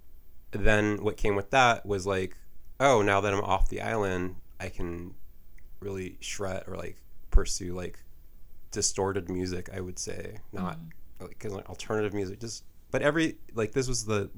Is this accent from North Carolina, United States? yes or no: no; Hawaii, United States; moved away as an adult; also born or lived in San Francisco; when I moved to San Francisco from Hawaii